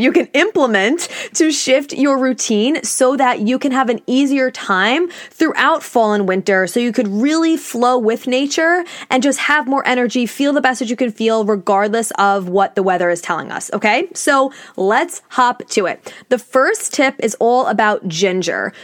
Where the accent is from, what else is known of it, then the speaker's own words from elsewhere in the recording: New York, United States; I'm from New York, I live on Long Island